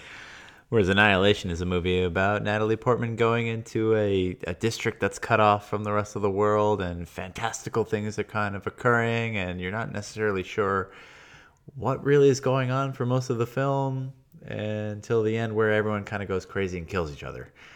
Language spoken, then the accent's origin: English; Long Island, New York, United States; I'm from Long Island.